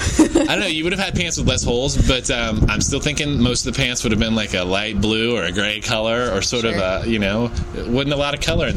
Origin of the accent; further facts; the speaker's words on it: Kansas, United States; I grew up in Kansas